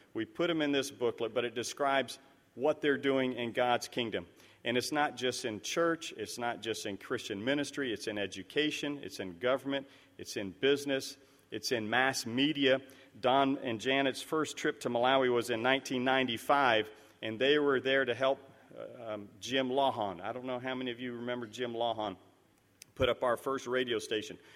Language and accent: English; Liberia; moved away; it's down in West Africa, where I grew up in Liberia